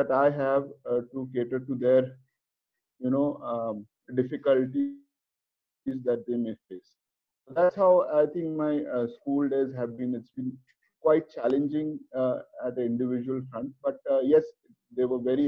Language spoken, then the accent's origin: English; Kolkata, West Bengal, India; moved away as an adult; now in Mumbai, India; being born and brought up in Kolkata